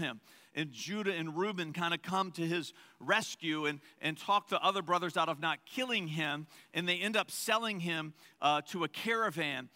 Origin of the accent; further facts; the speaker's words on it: Verina, Virginia, United States; growing up in Verina as a country boy